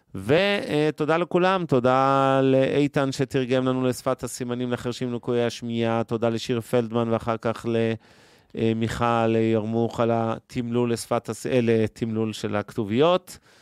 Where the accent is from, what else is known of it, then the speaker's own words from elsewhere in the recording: Ramat Gan, Tel Aviv District, Israel; חברי ילדות שלי שגדלו איתי ברמת גן